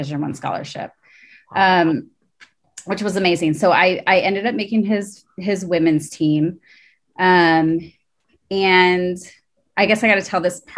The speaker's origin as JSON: {"language": "English", "town": "Pleasant Hill", "region": "Oregon", "country": "United States", "tie": "born or raised there", "said": "So I grew up in Eugene, Oregon. And if you know Eugene, I actually grew up in Pleasant Hill, which is like 20 minutes south of Eugene"}